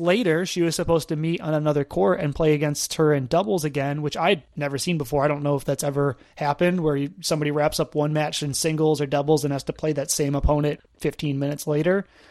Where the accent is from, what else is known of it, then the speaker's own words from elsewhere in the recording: Buffalo, New York, United States; I'm from Buffalo, New York